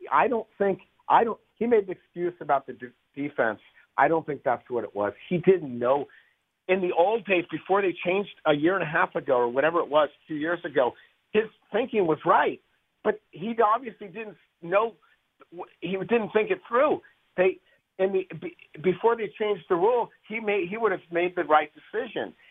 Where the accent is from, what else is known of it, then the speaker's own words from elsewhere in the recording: San Francisco, California, United States; born and raised in San Francisco.